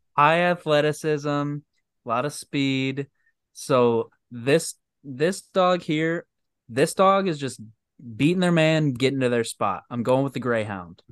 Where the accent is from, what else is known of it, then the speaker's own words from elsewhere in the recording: Michigan, United States; I'm from Michigan